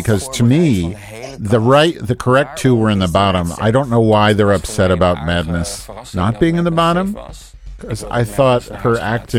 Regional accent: Chicago, Illinois, United States; I'm from Chicago.

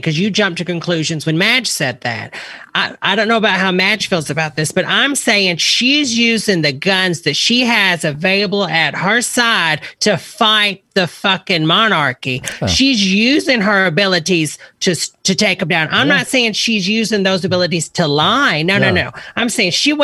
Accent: the South, United States; I'm from the South

